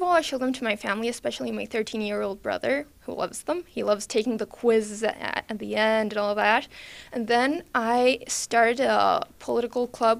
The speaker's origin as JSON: {"language": "English", "region": "California", "country": "United States", "tie": "born or raised there", "also_born_or_lived": "Texas", "moved": "yes", "lives_now": "Buenos Aires, Argentina", "said": "I live in Buenos Aires, Argentina, but I grew up in Texas and California."}